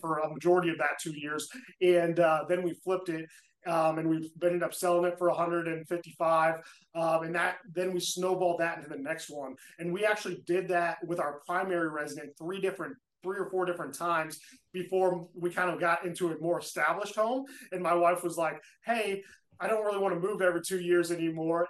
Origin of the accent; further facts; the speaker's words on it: Indianapolis, Indiana, United States; I'm from Indianapolis, Indiana